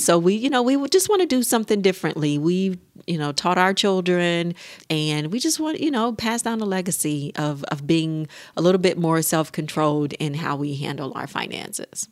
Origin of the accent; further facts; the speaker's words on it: United States; we as American couples